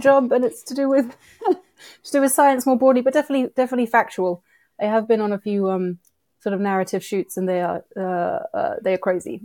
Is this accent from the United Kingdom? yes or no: yes; United Kingdom; moved away as an adult; also born or lived in Philadelphia, United States; now in New York, United States; I grew up in the U K, and hence the accent